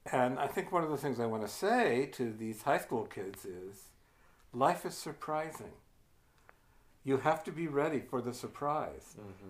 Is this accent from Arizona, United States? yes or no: no; Ohio, United States; moved away as an adult; now in New Hampshire, United States; I'm from Ohio